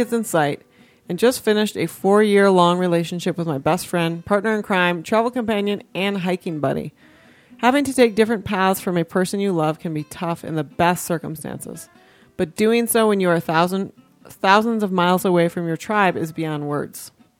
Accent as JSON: {"language": "English", "country": "Argentina", "lives_now": "United States", "said": "couple time zones away from the beautiful Colorado Front Range, and thousands of miles away from my home country, Argentina."}